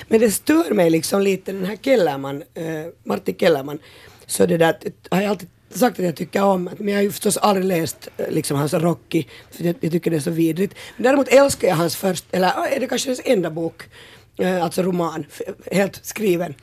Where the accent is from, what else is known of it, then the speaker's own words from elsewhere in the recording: Porvoo, Uusimaa, Finland; vi är ju båda från Borgå nu med …